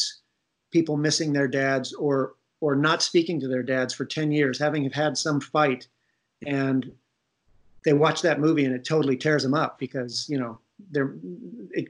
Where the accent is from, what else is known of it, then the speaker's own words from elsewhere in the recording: Ohio, United States; moved away; I'm from Ohio